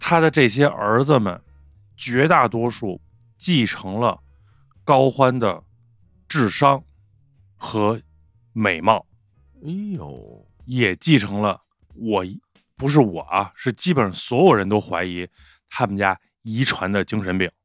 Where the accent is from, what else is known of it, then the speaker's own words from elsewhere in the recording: Beijing, China; accent: Beijing dialect; 咱说北京话